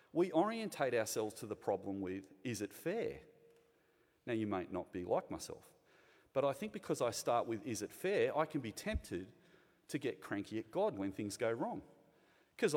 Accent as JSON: {"language": "English", "town": "Sydney", "region": "New South Wales", "country": "Australia", "tie": "born or raised there", "said": "I've grown up in a very privileged place in the Sutherland Shire. I've spent all but three of my 52 years in the Sutherland Shire. I was born in Caringbah Hospital"}